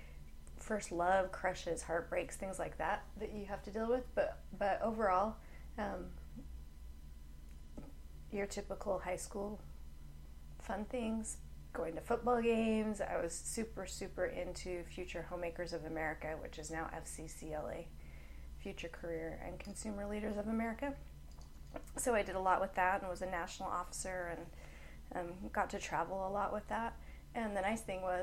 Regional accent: Provo, Utah, United States; moved away as an adult; also born or lived in Oklahoma; I was born and raised in Provo, Utah. Lived there until I was 20. Ooh, no, I was 21 when I moved to Oklahoma

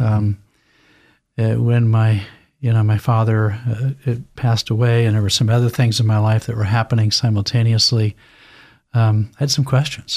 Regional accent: Lewiston, Idaho, United States; I, I was raised in Lewiston, Idaho

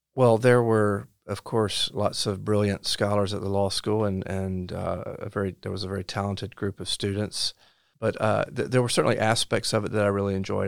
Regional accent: Lumberton, North Carolina, United States; moved away as an adult; now in Orange County, North Carolina, United States; I grew up in Robeson County. Uh, I now live in Orange County

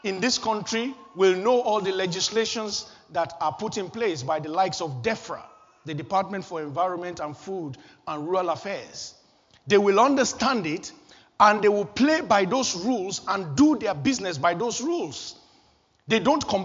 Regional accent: Kano, Kano State, Nigeria; I was born in Kano, northern Nigeria, on a Friday

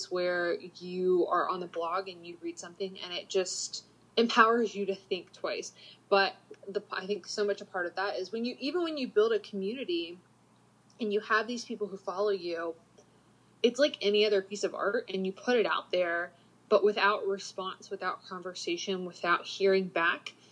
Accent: the South, United States; and growing up in the South, there's such a stigma, like, mindset of getting married young, having babies young

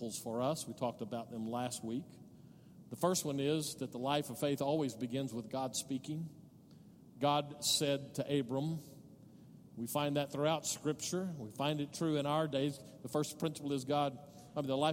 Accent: Odessa, Texas, United States; now in El Paso, United States; I grew up in Odessa

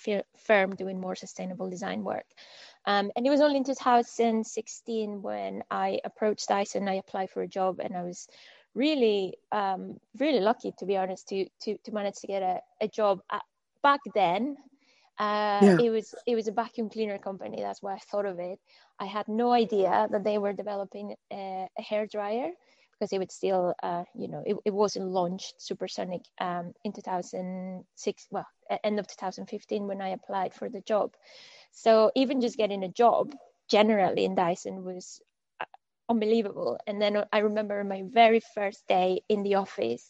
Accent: Monterrey, Nuevo León, Mexico; moved away as an adult; also born or lived in Scotland / Malmesbury, England / Shanghai; So I was born in Monterrey, which is in the northeast of Mexico, and I grew up there

